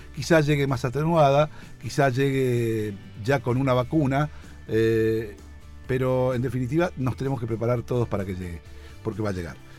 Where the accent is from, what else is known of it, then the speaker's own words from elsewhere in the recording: Argentina; nosotros no somos España, somos Argentina, ni siquiera somos México, somos Argentina